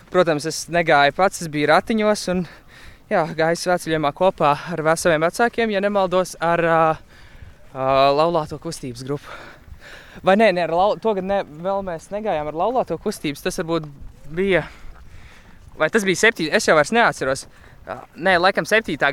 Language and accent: Latvian; Riga, Latvia; Nu, es nāku no Rīgas.